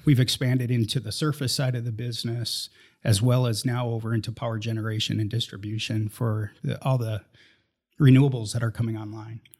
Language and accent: English; Minnesota, United States; moved away; I grew up in Minnesota. Never thought I'd leave, uh, Minnesota